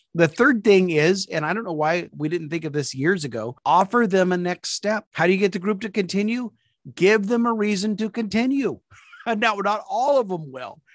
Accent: Topeka, Kansas, United States; moved away; also born or lived in California / South Carolina; we moved back to my hometown of Topeka, Kansas, after being away for 38 years.

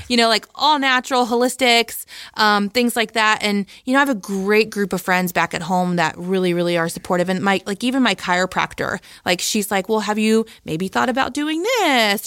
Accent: Midwest, United States; also born or lived in Ohio; I'm from the Midwest

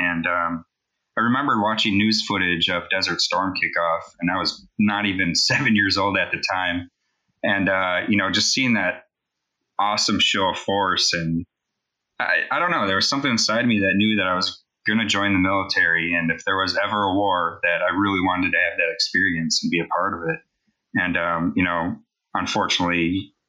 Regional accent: Wisconsin, United States; now in Tega Cay, South Carolina, United States; I'm originally from Wisconsin

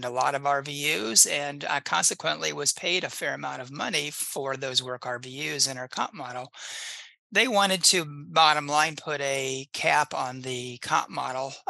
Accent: Indiana, United States; I grew up in Indiana and I practice in the same little county that I grew up in.

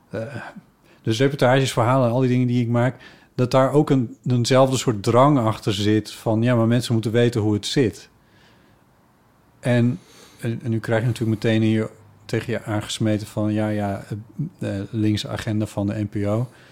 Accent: Friesland, Netherlands; moved away; waar ik opgegroeid ben, dat het daar Ivige Leerne heet

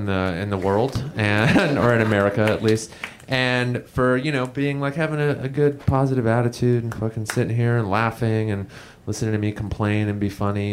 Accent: Los Angeles, California, United States; I grew up in Los Angeles, California

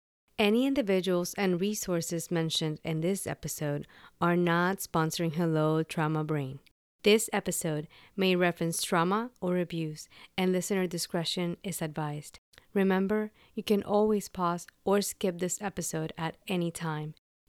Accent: Puerto Rico; That was not a thing for me growing up in Puerto Rico. And even though I did end up going to a bilingual high school

